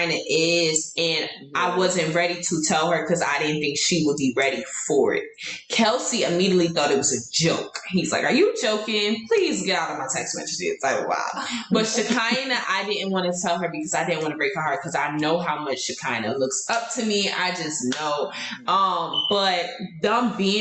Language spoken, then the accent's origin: English; New York, United States; I'm from New York